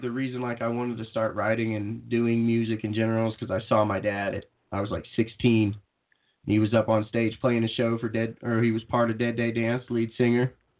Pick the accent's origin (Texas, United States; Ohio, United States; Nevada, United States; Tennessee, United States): Texas, United States; now in Colorado, United States; I didn't grow up around here in Colorado. I grew up in Texas, back and forth between trailer parks.